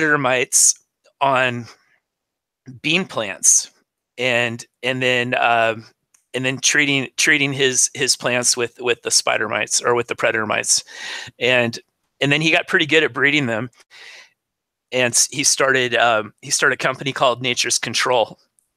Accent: Southern Oregon, United States; I was born and raised in Southern Oregon

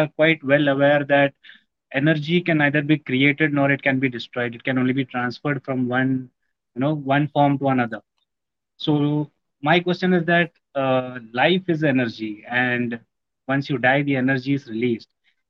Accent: Mumbai, Maharashtra, India; also born or lived in Kerala; I'm from Mumbai itself, and my native is Kerala.

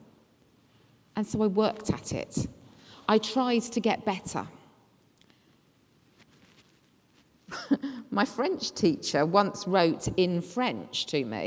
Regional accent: England, United Kingdom; us being English that we were brought up to be critical

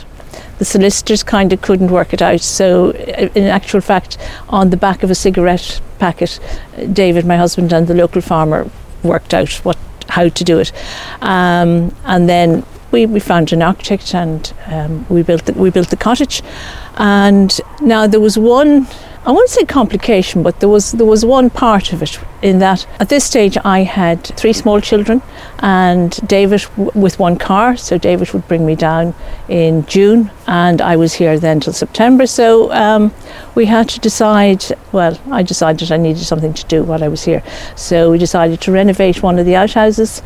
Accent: Dublin, Leinster, Ireland; moved away as an adult; now in Clare, Ireland; I was born in Dublin

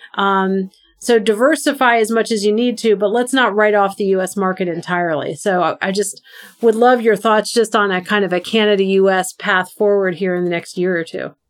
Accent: the South, United States; a Southerner in the United States

